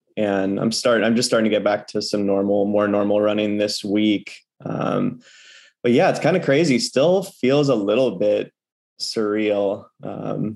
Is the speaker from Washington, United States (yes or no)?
yes; Port Townsend, Washington, United States; now in Seattle, United States; I grew up in Port Townsend, which is a small town on the Olympic Peninsula here in Washington State